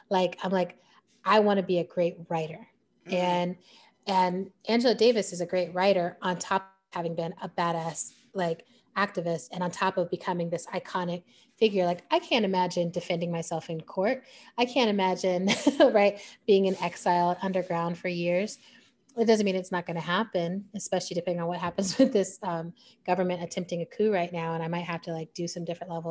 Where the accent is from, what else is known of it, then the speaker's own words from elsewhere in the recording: Germany; now in United States; And growing up in Germany, you're living in the legacy of a country hitting its rock bottom.